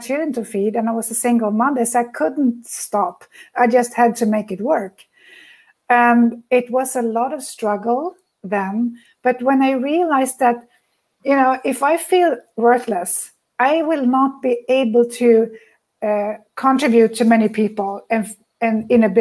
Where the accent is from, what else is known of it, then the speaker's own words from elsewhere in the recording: Sweden; I come from Sweden